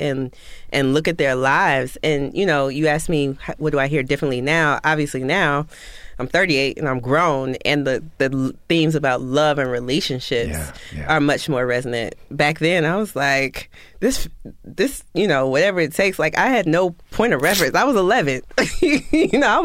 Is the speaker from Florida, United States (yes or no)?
yes; West Palm Beach, Florida, United States; grew up in West Palm Beach, Florida, WPOM 1600